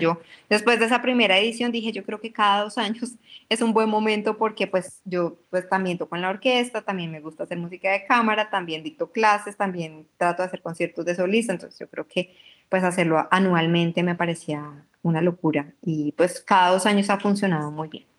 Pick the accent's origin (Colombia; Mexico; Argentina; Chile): Colombia; also born or lived in Europe; algo de mi, de mi tierra